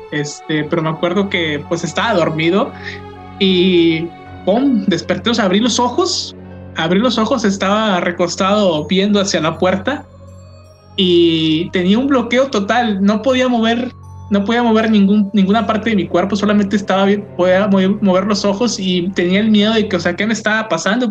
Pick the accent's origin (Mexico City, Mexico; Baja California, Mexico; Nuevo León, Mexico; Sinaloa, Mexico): Nuevo León, Mexico; Linares; mi pueblo, mi bello Linares